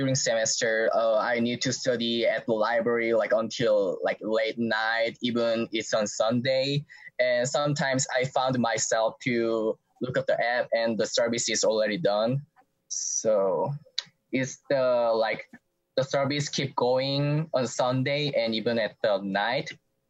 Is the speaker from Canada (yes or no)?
no; South Korea; English is a second language; moved away as an adult; now in Iowa City, United States; I'm international student from South Korea.